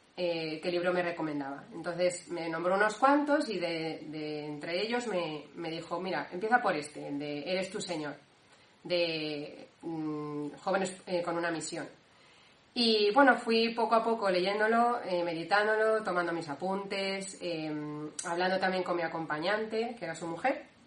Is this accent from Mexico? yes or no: no; Valencia, Valencian Community, Spain; moved away as an adult; now in Cantabria, Spain; soy de Valencia, eh, bueno, del núcleo de Valencia